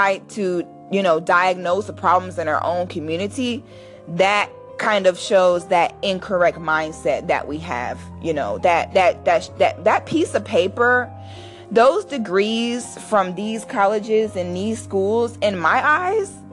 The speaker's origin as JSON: {"language": "English", "country": "United States", "tie": "born or raised there", "said": "a Black person born in the United States"}